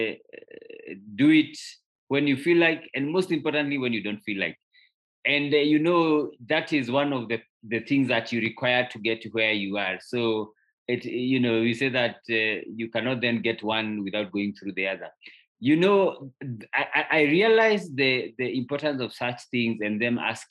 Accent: Kikuyu, Kiambu County, Kenya; I grew up in a little town called Kikuyu in Kenya

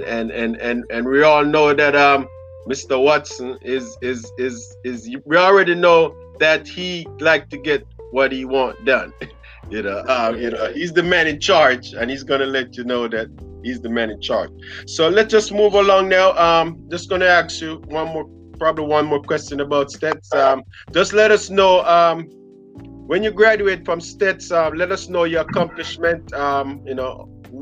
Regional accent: Montego Bay, Saint James, Jamaica; I'm from Montego Bay

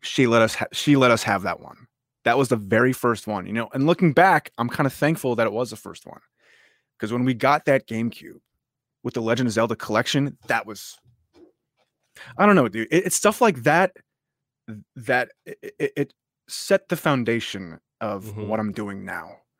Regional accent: upstate New York, United States; I'm originally from upstate New York, the okay. m- absolute middle of nowhere. Uh, I've grown up there all my life

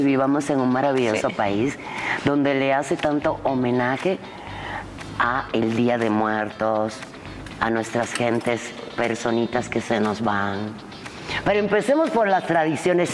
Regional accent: Cuba; now in Mexico; yo que nací en Cuba

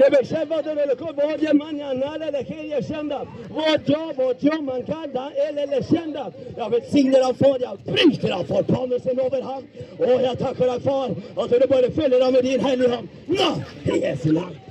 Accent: Skien, Telemark, Norway; Jeg er født og oppvokst i Skien

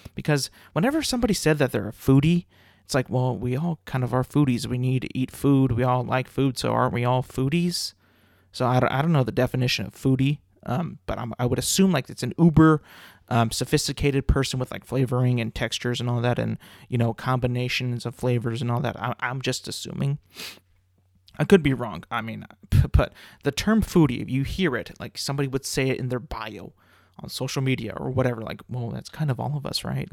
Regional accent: California, United States; growing up in California

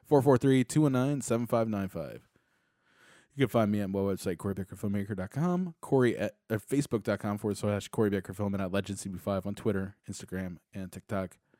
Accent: United States; as an American

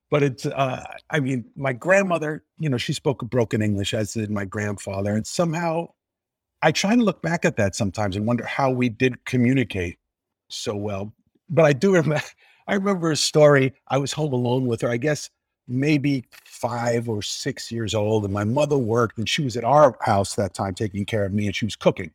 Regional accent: New York City, New York, United States; also born or lived in Sicily (ancestry); we lived in an apartment building in Queens, in Regal Park, Queens

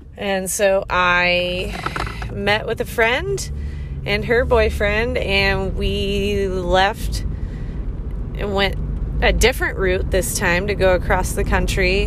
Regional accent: the South, United States; also born or lived in Florida; I grew up in the South

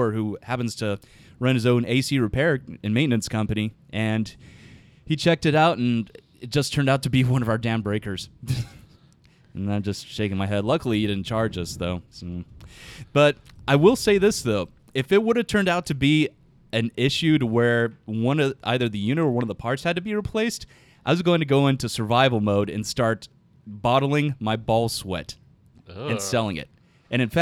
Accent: Fort Worth, Texas, United States; We are from Fort Worth, Texas

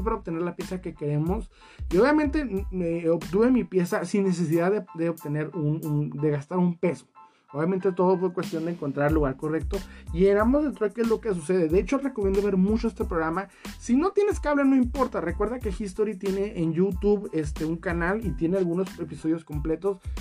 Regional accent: Mexico; en mi país, México, no se puede tal cual vivir de esto

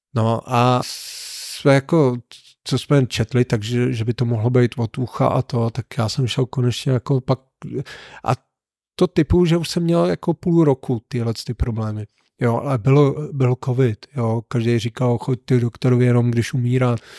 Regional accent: Neratovice, Central Bohemian Region, Czechia; also born or lived in Mělník; já jsem byl z Neratovice

